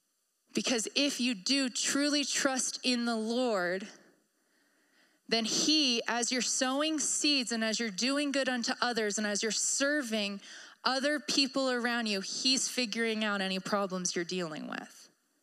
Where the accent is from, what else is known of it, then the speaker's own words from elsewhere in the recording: Maryland, United States; I came from Maryland. I came from the Chesapeake Bay. We have rivers everywhere.